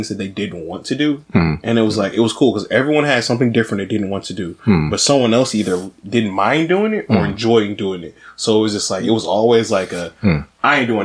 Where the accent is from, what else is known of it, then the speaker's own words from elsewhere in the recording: Detroit, Michigan, United States; I'm from Detroit